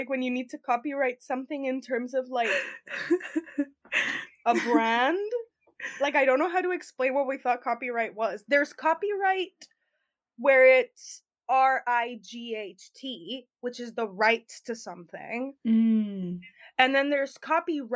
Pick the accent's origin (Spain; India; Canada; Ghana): Spain; moved away as an adult; now in Birmingham, United Kingdom; I'm 20 years old. I'm from Spain.